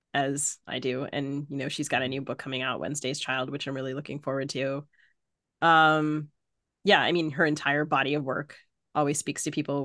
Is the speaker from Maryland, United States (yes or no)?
yes; Maryland, United States; accent: mid-Atlantic; I grew up in Maryland.